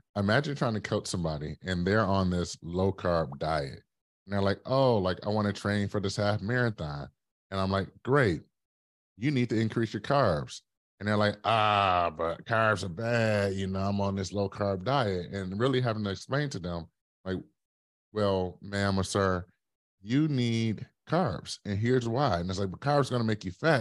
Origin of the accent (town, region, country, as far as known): Detroit, Michigan, United States; born or raised there; now in Brooklyn, United States